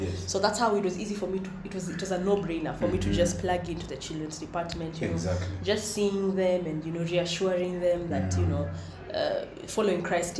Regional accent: Nairobi, Kenya; I grew up in South. Born and raised in South B.

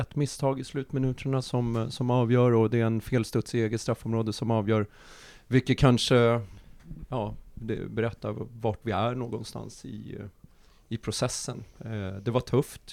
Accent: Nacka, Stockholm County, Sweden; jag är uppvuxen i, i Nacka

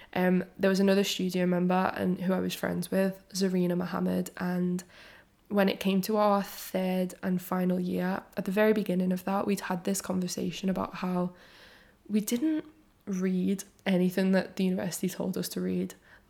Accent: Liverpool, North West England, United Kingdom; also born or lived in London; I am from and based in Liverpool, even though my accent is like slightly softened because I went to London to study in uni and then I quickly came back.

